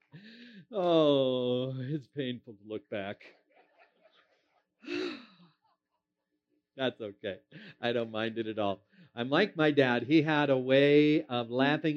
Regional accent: Minnesota, United States; moved away; I am originally from Minnesota, and that will always be my home state

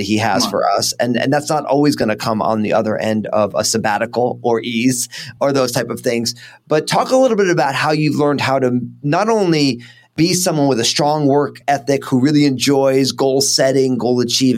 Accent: New Jersey, United States; if I'm all Italian from New Jersey

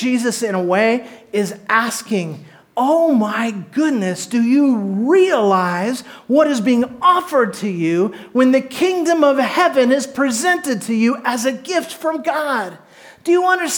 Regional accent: Orange County, Southern California, United States; I was born in Southern California, down by the beach in Orange County

